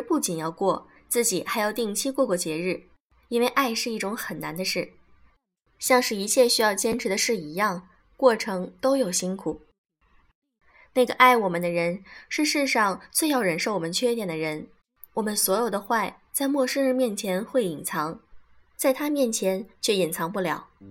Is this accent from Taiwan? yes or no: no; China; 我们中国人